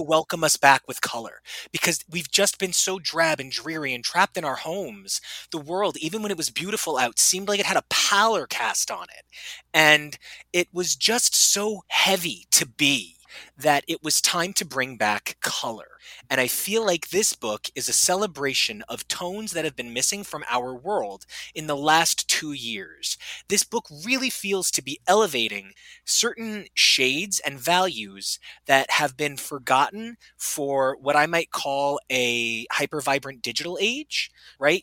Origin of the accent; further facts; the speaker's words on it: New Jersey, United States; I'm from New Jersey